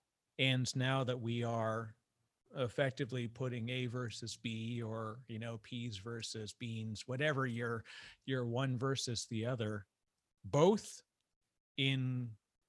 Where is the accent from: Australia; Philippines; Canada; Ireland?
Canada; I'm Canadian